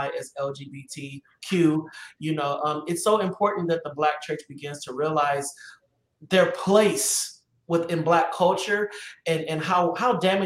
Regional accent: Los Angeles, California, United States; I hail from Los Angeles, California

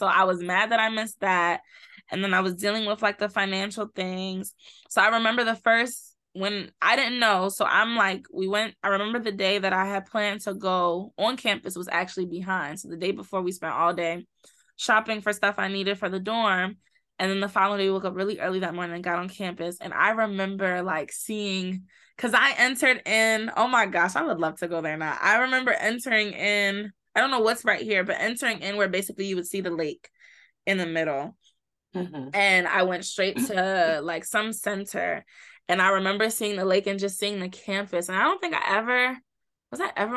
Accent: Baltimore, Maryland, United States; moved away as an adult; also born or lived in Miami; I come from, or I came from Baltimore, Baltimore, or as people here say, Baltimore, Maryland, and predominantly low income

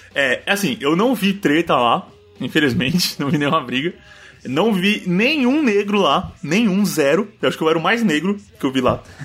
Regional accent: Brazil; a gente é brasileiro

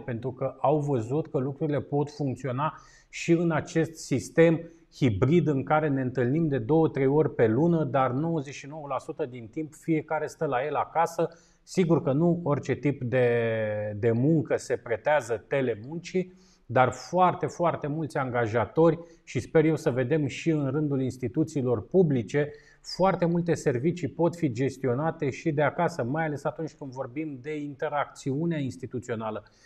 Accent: Bucharest, Romania; eu ca un bucureștean jet beget

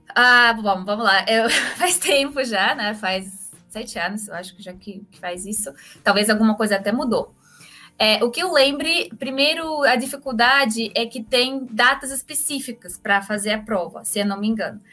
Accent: Moscow, Russia; Portuguese is a second language; moved away as an adult; also born or lived in Belgium; now in Brazil; eu sou russa de Moscou, faz oito anos que moro aqui no Brasil

